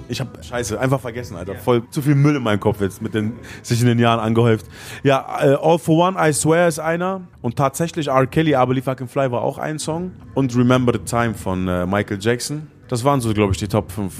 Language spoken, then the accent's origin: German; Gifhorn, Lower Saxony, Germany; in Gifhorn, wo ich groß geworden bin